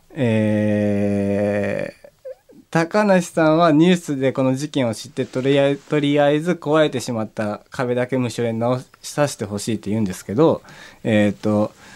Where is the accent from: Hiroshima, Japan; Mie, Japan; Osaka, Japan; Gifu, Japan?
Gifu, Japan; Takayama; now in Tokyo, Japan; 高山だ地元